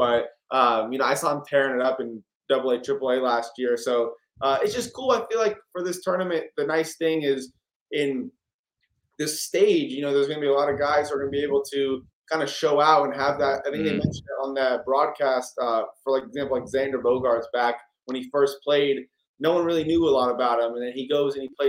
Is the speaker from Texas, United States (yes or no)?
yes; Houston, Texas, United States; I'm from Houston.